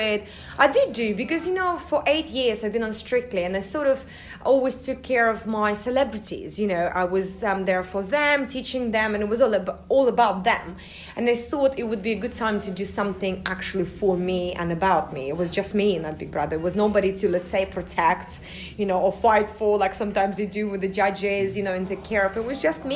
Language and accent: English; Russia; also born or lived in United States; now in United Kingdom; I am from Russia, even though I feel like, you know, it's always going to be, obviously, my motherland, but I lived in America for about 9 years before I moved to the UK